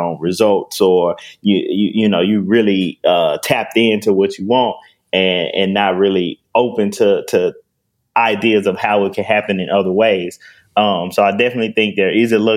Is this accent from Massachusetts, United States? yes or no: no; Memphis, Tennessee, United States; I'm born and raised in North Memphis, Tennessee